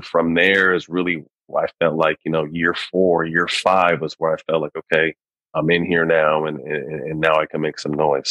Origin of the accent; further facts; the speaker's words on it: Sacramento, California, United States; also born or lived in Bay Area, California; my hometown of Sacramento